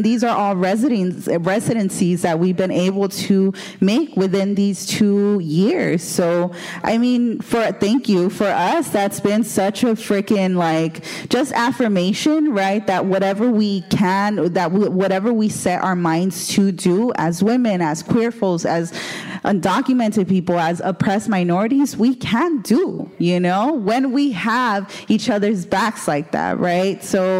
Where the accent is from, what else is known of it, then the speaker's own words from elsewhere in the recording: Los Angeles, California, United States; I'm from Boyle Heights.